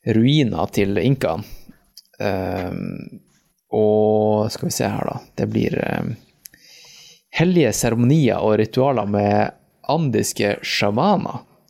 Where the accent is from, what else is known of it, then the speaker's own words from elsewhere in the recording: Norway; vi bor hjemme i Norge